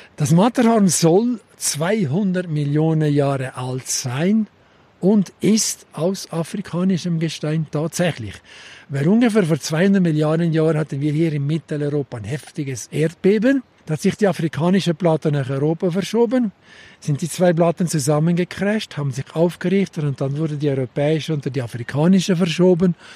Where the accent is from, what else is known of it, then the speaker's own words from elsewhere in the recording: Zermatt, Valais, Switzerland; accent: Walliser Deutsch; diese Sprache ist hier heute in diesen Tälern immer noch unser Dialekt, das Walliser